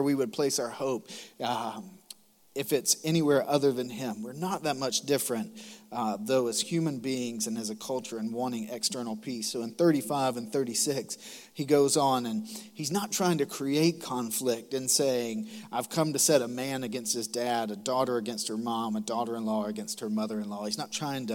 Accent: Macon, Georgia, United States; moved away as an adult; now in South Carolina, United States; I'm from Macon, Georgia. I'm proud to be from Macon, Georgia.

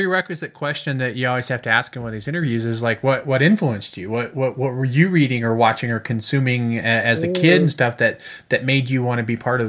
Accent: Chicago, Illinois, United States; born there; because I was born in Chicago.

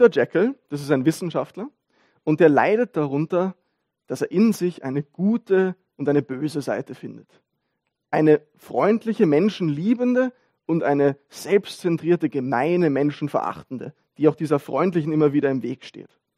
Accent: Vienna, Austria; Wie gesagt, ich bin Wiener, wir sind, wir sind alle Bürger von irgendwo

